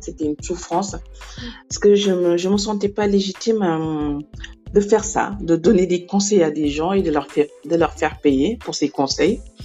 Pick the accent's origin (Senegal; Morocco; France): Senegal; moved away as an adult; now in Libreville, Gabon; je suis sénégalaise